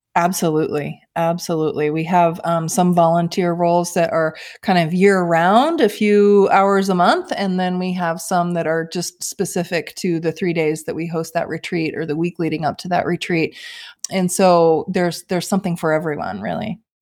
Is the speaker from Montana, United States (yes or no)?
yes; Bozeman, Montana, United States; moved away as an adult; I grew up in Bozeman, Montana, and, uh, left for college, jumped around